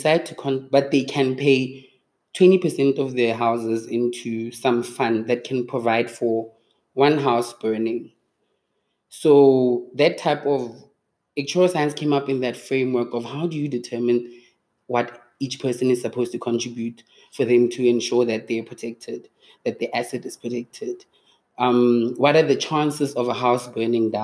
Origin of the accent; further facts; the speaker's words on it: Mahikeng, North West, South Africa; moved away as an adult; also born or lived in Cape Town, South Africa; now in Johannesburg, South Africa; I grew up in Mafikeng